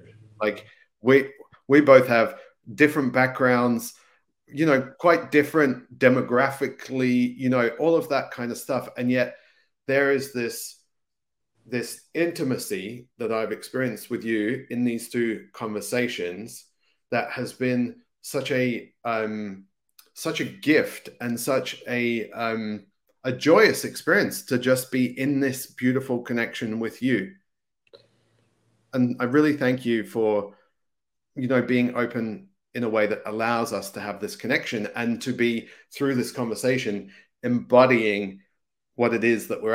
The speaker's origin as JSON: {"language": "English", "region": "England", "country": "United Kingdom", "tie": "born or raised there", "said": "I grew up in England, and some days you would barely believe there was a sun, because it was like raining and clouded and all that kind of stuff."}